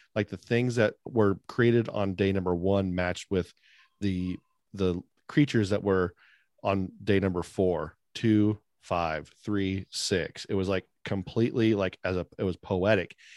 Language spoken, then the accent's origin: English; California, United States; now in West Virginia, United States; I live in, um, App, the Appalachian Mountain Range, which some people say Appalachian, but I'm from California